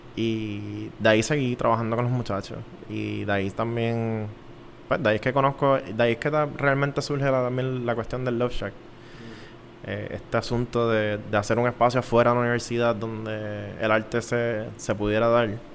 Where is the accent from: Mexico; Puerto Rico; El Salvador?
Puerto Rico; San Juan; yo soy de San Juan